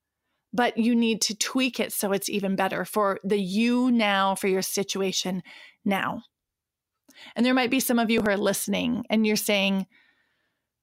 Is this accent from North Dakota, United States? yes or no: yes; Williston, North Dakota, United States; moved away; recording from Williston, North Dakota, my hometown where I was born and raised